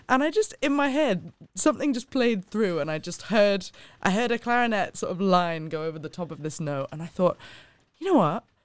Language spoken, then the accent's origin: English; Hong Kong; moved away as an adult; also born or lived in London; I was born and raised in Hong Kong, spent the first eighteen years of my life there and absolutely loved it.